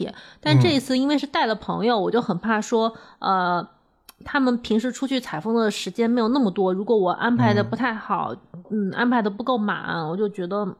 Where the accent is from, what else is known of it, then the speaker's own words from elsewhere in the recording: Beijing, China; 它要打车大概二十分钟，就对我们北京人来讲，这个距离很近。